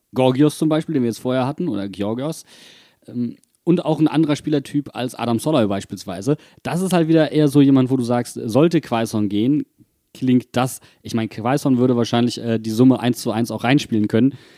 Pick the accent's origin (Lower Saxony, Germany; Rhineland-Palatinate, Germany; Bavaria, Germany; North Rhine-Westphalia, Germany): North Rhine-Westphalia, Germany; Wuppertal; now in Mainz, Germany; in meiner Heimatstadt